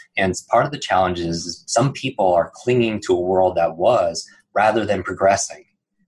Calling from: New York City, New York, United States; I'm coming in from New York City, which is an interesting place to be cocooning.

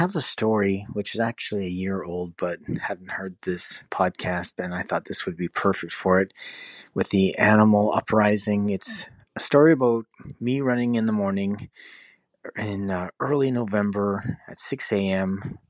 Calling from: Vancouver, British Columbia, Canada; I'm calling you from Vancouver, British Columbia.

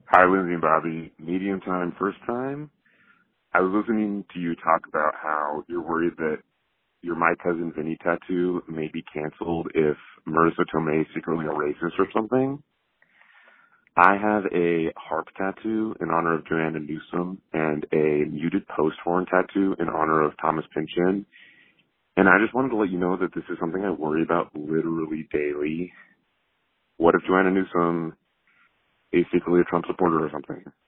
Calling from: Melbourne, Victoria, Australia; I'm calling from Melbourne, Australia, where we're still under really strict lockdown

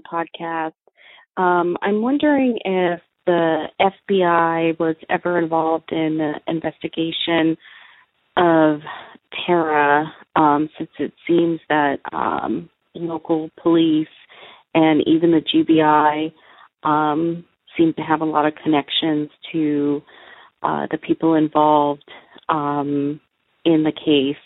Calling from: California, United States; I'm calling from California.

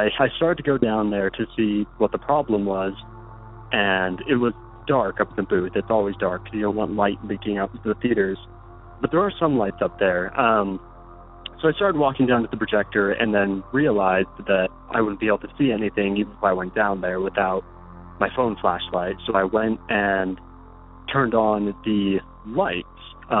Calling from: Utah, United States; I'm calling from Utah.

